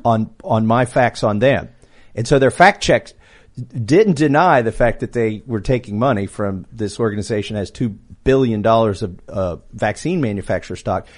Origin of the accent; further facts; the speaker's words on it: Kentucky, United States; I'm from Kentucky. I'm a high-tech redneck. Grew up as a hillbilly, still a hillbilly